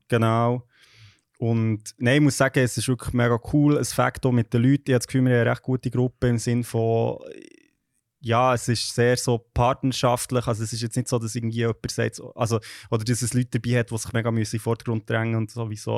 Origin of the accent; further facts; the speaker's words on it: Switzerland; moved away as an adult; now in London, United Kingdom; als Schweizerin, nicht so hier in London